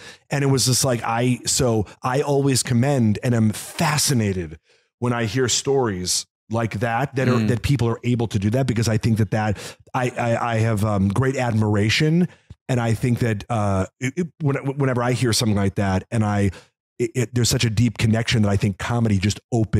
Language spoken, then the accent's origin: English; Illinois, United States; I grew up in Illinois.